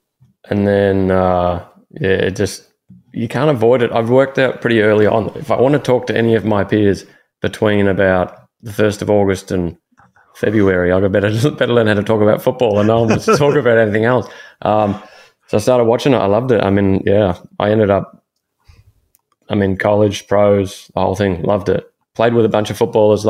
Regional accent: Melbourne, Victoria, Australia; moved away; I used to fish a little bit growing up in Melbourne

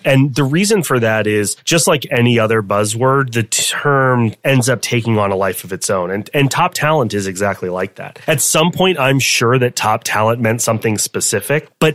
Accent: Tampa, Florida, United States; moved away as an adult; also born or lived in Michigan; now in Chicago, United States; I currently live in Chicago, Illinois. I grew up in Tampa, Florida, went to college in Tampa

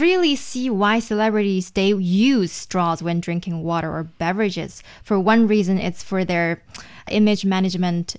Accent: China; for most of the Chinese middle schools or high schools, we have this designated buildings

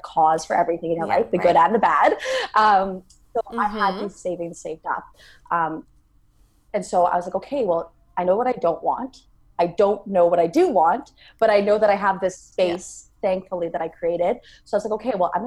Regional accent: Canada; born and raised in Canada

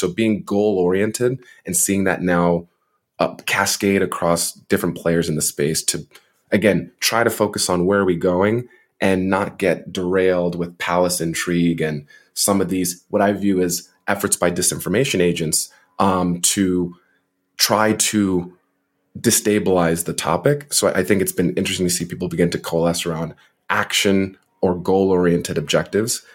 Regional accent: New Jersey, United States; also born or lived in Montreal, Canada; I'm from New Jersey, so he was my former representative

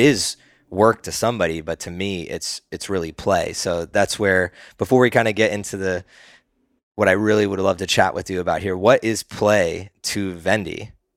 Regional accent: East Coast, United States; now in Austin, United States; I grew up on the East Coast

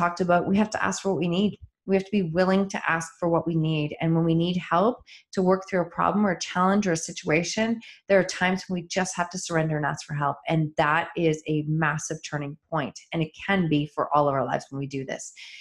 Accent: Chatham, Ontario, Canada; I was born in Chatham and lived there for the first probably 10 years. Of my life.

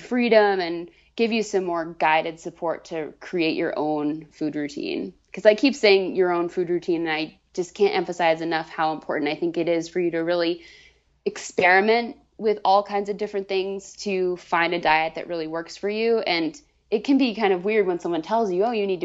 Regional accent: Vermont, United States; moved away as an adult; now in Boston, United States; I moved from Vermont, where I grew up, in the middle of nowhere, down a dirt road.

